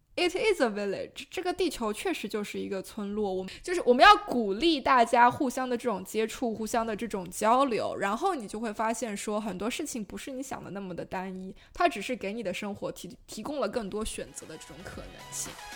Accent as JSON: {"language": "Chinese", "country": "China", "first_language": "Chinese", "moved": "yes", "said": "我过去三十多年一直在上海生活"}